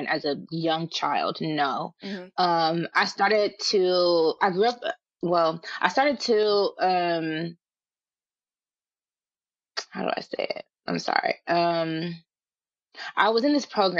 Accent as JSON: {"language": "English", "town": "Richmond", "region": "California", "country": "United States", "also_born_or_lived": "Los Angeles", "moved": "as an adult", "said": "I'm from Richmond, California"}